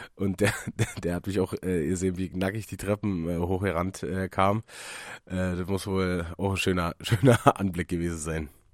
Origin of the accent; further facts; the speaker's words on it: Germany; hier in Münchenberg, da, wo ich herkomme